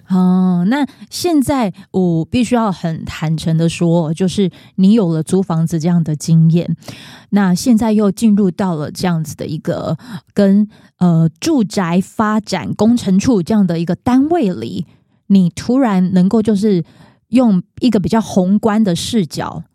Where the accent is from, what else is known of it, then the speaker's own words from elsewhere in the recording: Pingtung County, Taiwan; moved away; also born or lived in Kaohsiung; 我是屏东人